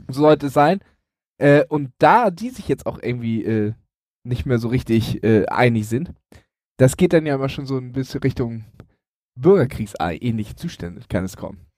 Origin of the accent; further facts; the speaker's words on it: Elmshorn, Schleswig-Holstein, Germany; als ich äh, Pizza ausgefahren habe in Elmshorn, also in meiner Heimatstadt